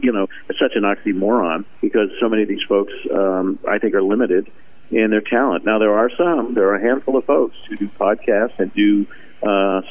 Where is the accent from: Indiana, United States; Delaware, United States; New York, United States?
Indiana, United States; I grew up in Indiana